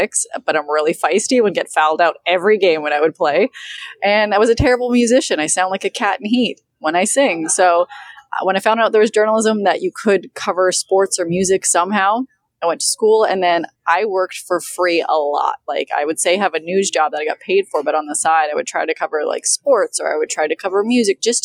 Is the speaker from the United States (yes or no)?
no; Saskatchewan, Canada; now in Toronto, Canada; I'm from the middle of Saskatchewan